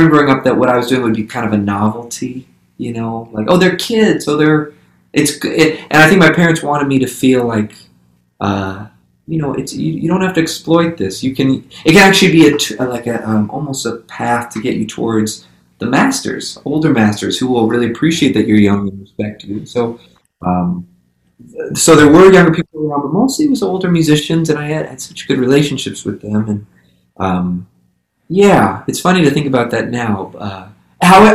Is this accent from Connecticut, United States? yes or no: no; Santa Rosa, California, United States; I grew up in Santa Rosa, California, right? So kind of Northern Bay Area